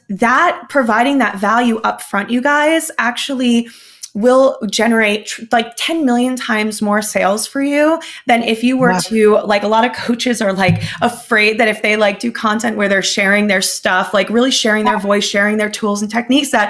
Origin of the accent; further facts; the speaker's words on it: New Jersey, United States; I'm from New Jersey, I'm spicy, I'm Latina.